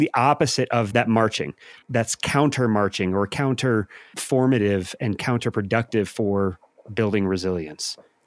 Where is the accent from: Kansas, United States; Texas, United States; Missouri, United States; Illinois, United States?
Missouri, United States; St. Louis; I'm from St. Louis